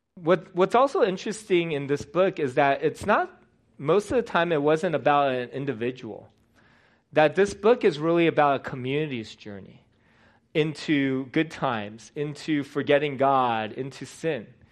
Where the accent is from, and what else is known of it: United States; born or raised there